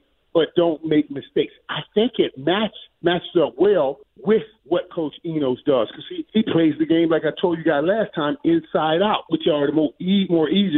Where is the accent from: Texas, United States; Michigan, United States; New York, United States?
Texas, United States; Dallas; my hometown, Dallas